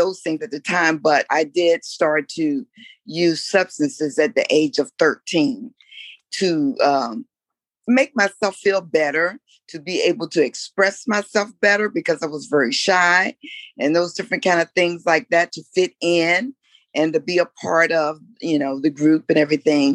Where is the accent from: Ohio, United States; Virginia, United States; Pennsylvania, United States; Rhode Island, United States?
Virginia, United States; Newport News; now in Washington, D.C., United States; I'm from the nation's capital, but originally I'm from Newport News, Virginia.